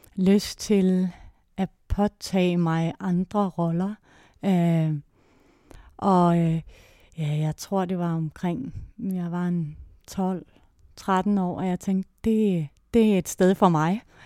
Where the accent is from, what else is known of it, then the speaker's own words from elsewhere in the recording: Låstrup, Central Denmark Region, Denmark; moved away; also born or lived in Odense; jeg kommer oprindeligt fra Jylland, fra en lille landsby uden for Viborg, der hedder Låstrup